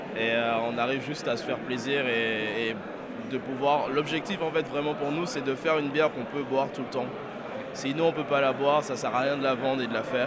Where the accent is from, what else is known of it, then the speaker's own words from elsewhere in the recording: Greater Paris, Île-de-France, France; je suis du Grand Paris